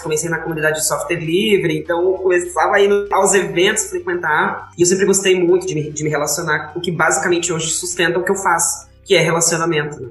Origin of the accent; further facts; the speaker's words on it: Brasília, Federal District, Brazil; moved away; eu sou do plano piloto de Brasília